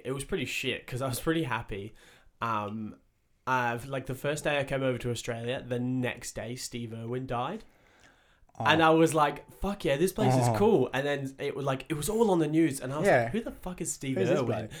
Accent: England, United Kingdom; Like, I'm from England, right?

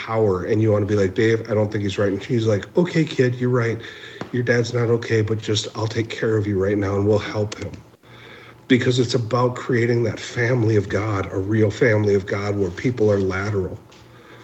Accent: Minneapolis, Minnesota, United States; also born or lived in Pine Ridge, South Dakota; I'm originally from the South Side. If you saw the riots were in the neighborhood that I grew up in.

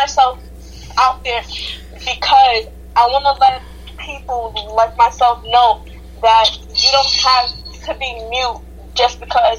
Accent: Jamaica; I am Jamaican, and my mom is South African.

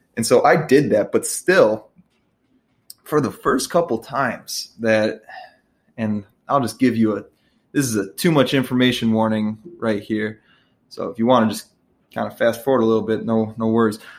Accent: Midwest, United States; I'm from the Midwest

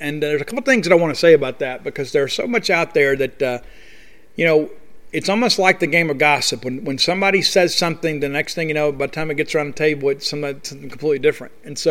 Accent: Columbia, Mississippi, United States; born or raised there

